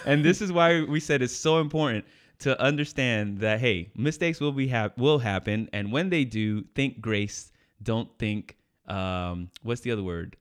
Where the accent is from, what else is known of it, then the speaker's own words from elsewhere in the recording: New York, United States; I was born in New York